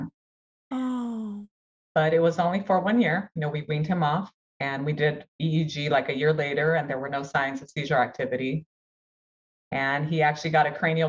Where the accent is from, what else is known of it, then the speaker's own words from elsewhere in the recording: Brazil; now in United States; I'm from Brazil. My whole family was in Brazil.